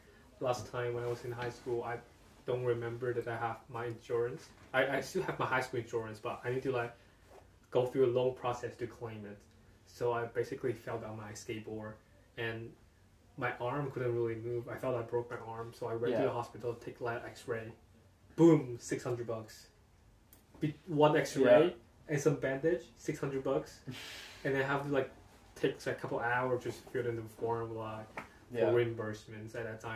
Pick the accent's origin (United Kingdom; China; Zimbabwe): China; moved away as an adult; now in Canada; back in my hometown, China.